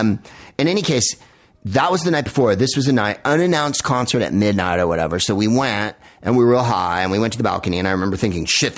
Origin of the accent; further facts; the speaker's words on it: San Francisco, California, United States; we're from San Francisco